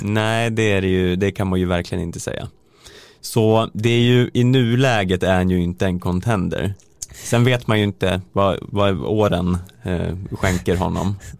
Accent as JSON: {"language": "Swedish", "town": "Söderhamn", "region": "Gävleborg County", "country": "Sweden", "said": "jag kommer från Söderhamn"}